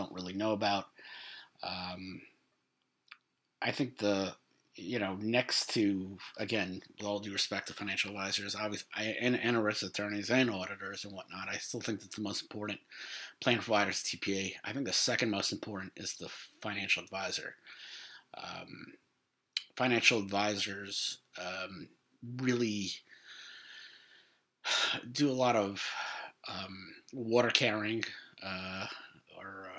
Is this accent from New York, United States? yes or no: yes; New York, United States; New York, obviously my hometown